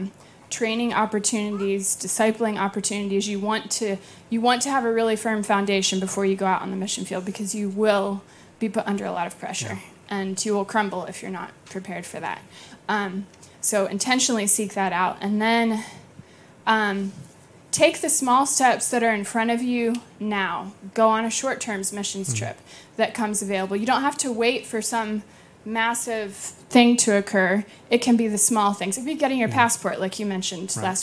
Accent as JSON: {"language": "English", "town": "Blacksburg", "region": "Virginia", "country": "United States", "moved": "as an adult", "said": "I'm from Blacksburg, Virginia"}